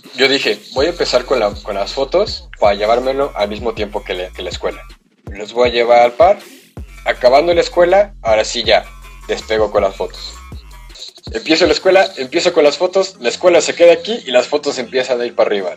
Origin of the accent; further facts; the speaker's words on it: San Luis Potosí, Mexico; yo estudio ya en San Luis desde los cinco años, seis años